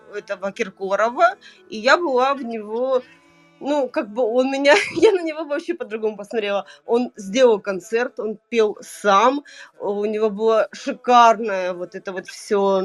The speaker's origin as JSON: {"language": "Russian", "town": "Vladikavkaz", "region": "North Ossetia–Alania", "country": "Russia", "tie": "born or raised there", "moved": "as an adult", "lives_now": "Moscow, Russia", "said": "Я родилась во Владикавказе"}